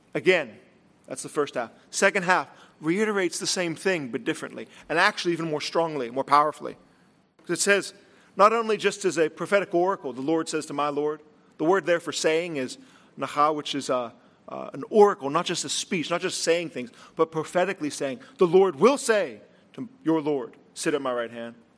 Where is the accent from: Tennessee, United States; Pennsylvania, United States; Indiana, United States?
Pennsylvania, United States; Latrobe; I was from Latrobe